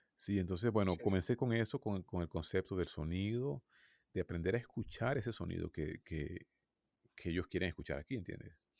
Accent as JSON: {"language": "Spanish", "country": "Venezuela", "moved": "as an adult", "lives_now": "United States", "said": "yo soy de Venezuela"}